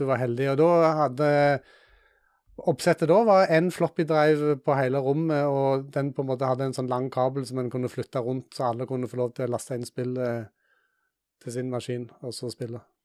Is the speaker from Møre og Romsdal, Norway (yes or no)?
no; Jæren, Rogaland, Norway; i området som jeg vokste opp på Jæren